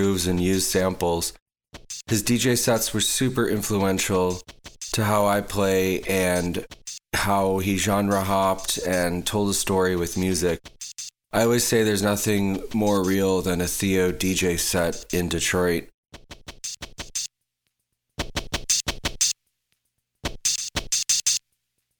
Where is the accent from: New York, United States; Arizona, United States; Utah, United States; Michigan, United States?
Michigan, United States; Detroit; I'm from Detroit, Michigan, where I'm recording right now.